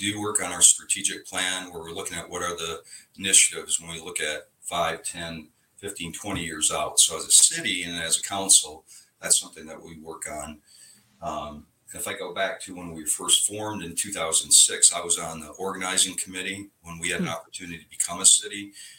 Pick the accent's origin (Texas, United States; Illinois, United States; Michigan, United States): Michigan, United States; Western; moved away as an adult; now in Milton, United States; I grew up in Michigan, in Western Michigan, and did a transfer with IBM down here. It was back in 1996, so 27 years ago. Moved down here with my family, young family.